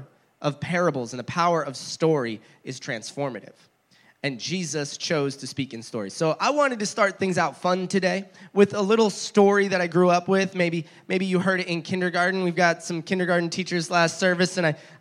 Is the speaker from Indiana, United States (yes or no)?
no; New Jersey, United States; moved away; New Jersey, where I grew up